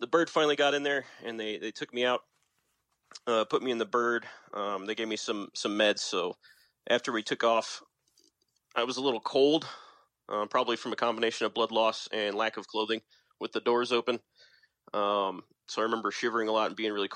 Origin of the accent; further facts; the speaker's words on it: San Antonio, Texas, United States; I'm from San Antonio, Texas